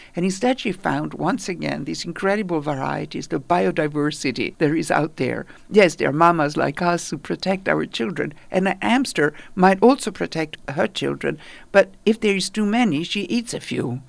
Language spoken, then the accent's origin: English; Italy; now in New York, United States; I grew up in Italy.